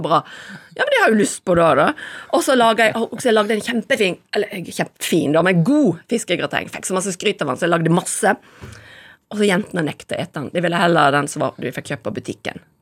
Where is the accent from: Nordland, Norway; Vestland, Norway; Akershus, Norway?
Vestland, Norway; Voss; Jeg kommer fra Voss